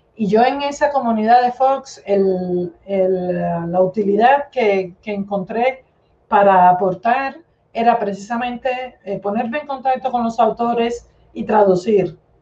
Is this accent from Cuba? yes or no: yes; Cuba; moved away as an adult; also born or lived in Moscow, Russia; now in Spain; soy cubana de nacimiento, soy cubana y española de adopción. Eh, me crié, viví en Cuba toda la vida